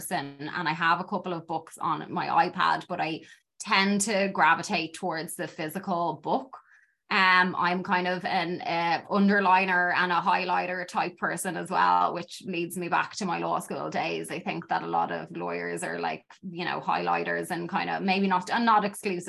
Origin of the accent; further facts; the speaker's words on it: Dublin, Leinster, Ireland; moved away as an adult; now in Chicago, United States; growing up in Dublin